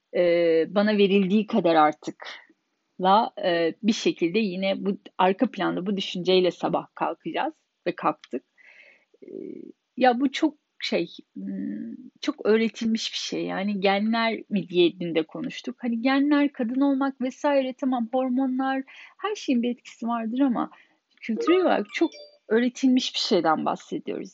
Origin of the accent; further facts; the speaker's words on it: Turkey; moved away as an adult; now in Germany; 10 kişinin 9'u Alman, tek Türk benim ve burada doğup büyümedim. Almanca benim ana dilim değil.